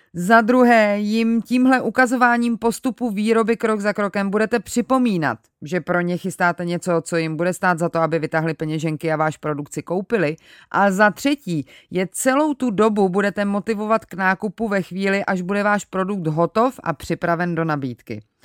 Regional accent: Czechia; u nás v Čechách

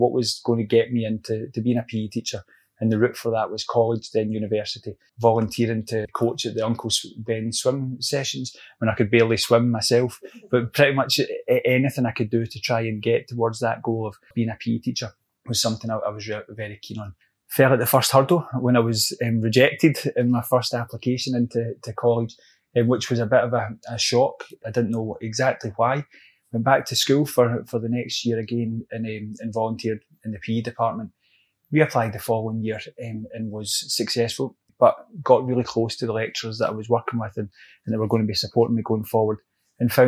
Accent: Glasgow, Scotland, United Kingdom; also born or lived in Edgewater, Maryland; I'm a Glasgow boy, brought up in the East End of Glasgow

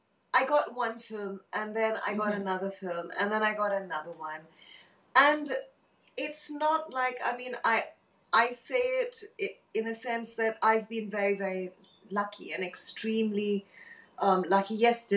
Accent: Hong Kong; moved away; So I was born and brought up in Hong Kong, and then we moved to Bangkok

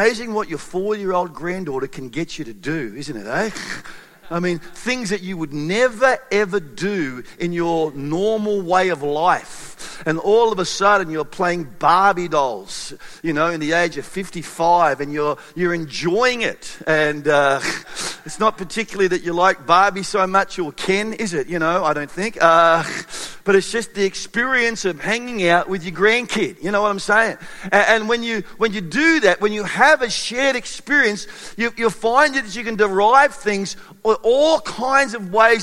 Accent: Australia; being Australian

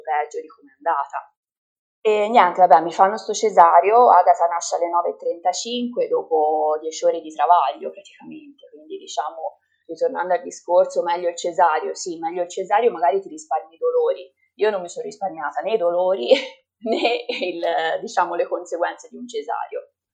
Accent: Livorno, Tuscany, Italy; sono di Livorno

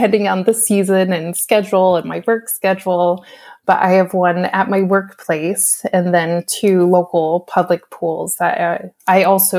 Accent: New York, United States; also born or lived in Orlando, Florida; now in Portland, United States; I'm originally from New York. I also lived in Orlando, Florida

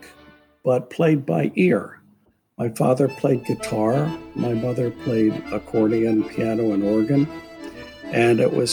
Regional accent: Philadelphia, Pennsylvania, United States; moved away; I was born in Philadelphia to Angelina and Alfred

